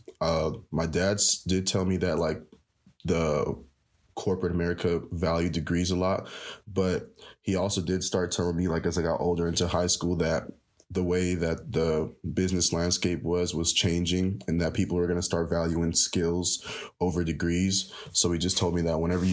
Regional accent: Rialto, California, United States; I am from Rialto, Southern California

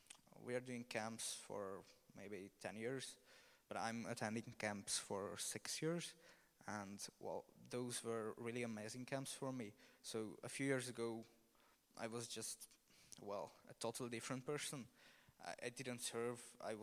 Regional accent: Romania; I am from Romania. So

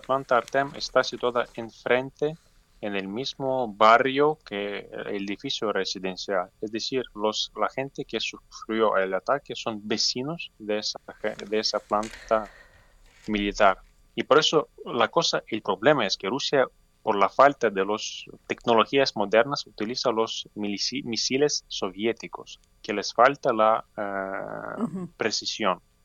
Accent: Ukraine; Yo me acostumbré a ese horror, a esa pesadilla que está pasando en mi país

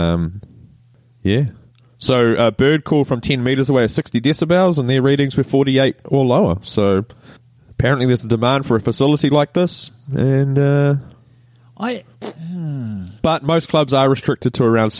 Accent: New Zealand; I'm a Kiwi

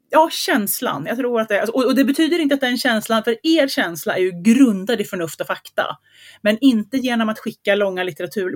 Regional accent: Gothenburg, Västra Götaland, Sweden; accent: göteborgska (Gothenburg dialect); Min göteborgska

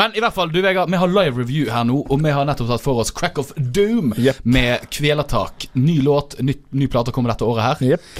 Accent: Fusa, Vestland, Norway; der jeg er fra

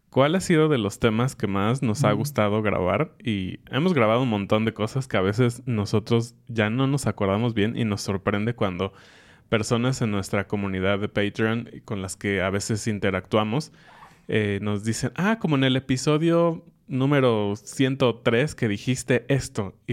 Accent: Mexico; cosas mexicanas extrañas, chistosas, que solo pasan con mexicanos o creemos que hacemos como mexicanos.

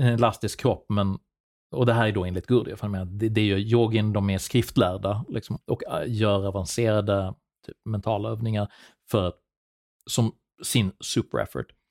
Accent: Sweden; min uppväxt i Sverige

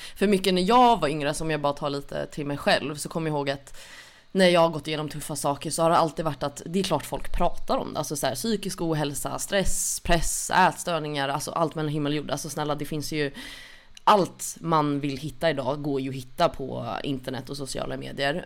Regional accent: Stockholm, Stockholm County, Sweden; är född och uppvuxen i Stockholm

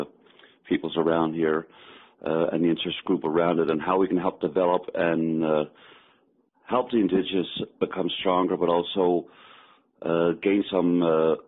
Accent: Denmark; moved away as an adult; also born or lived in Fredericton, New Brunswick, Canada; now in Newfoundland, Canada; I am originally from Fredericton, New Brunswick. My dad was from Pasadena originally and was in the armed forces. Met my mother while he was in Denmark. He passed away when I was 8 years old, so we moved to Denmark back in 1975. So I did all my schooling over there.

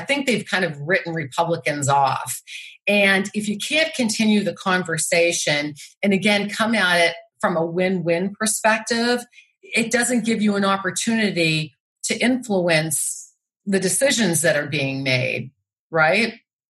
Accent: Massachusetts, United States; You know, I come from Massachusetts where we have these beautiful beaches in Cape Cod.

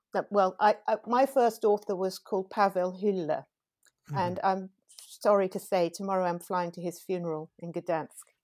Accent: England, United Kingdom; as a British translator, I had the advantage of having grown up reading things like Buchan and Robert Louis Stevenson

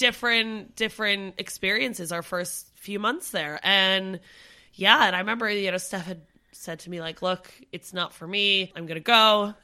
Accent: Canada; moved away as an adult; now in United Kingdom; Canada's just as equally my home

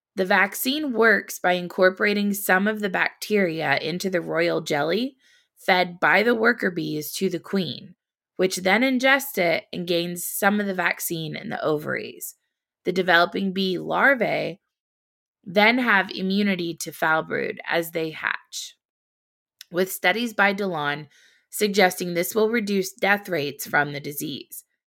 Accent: Indiana, United States; I grew up in Indiana, the Hoosier State

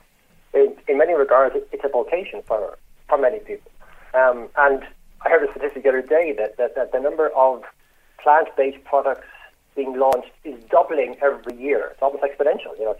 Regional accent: Ireland; moved away as an adult; also born or lived in United Kingdom; I'm obviously Irish

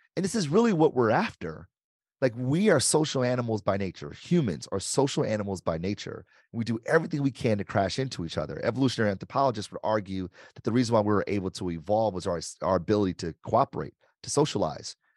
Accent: Detroit, Michigan, United States; I grew up, born and raised in Detroit

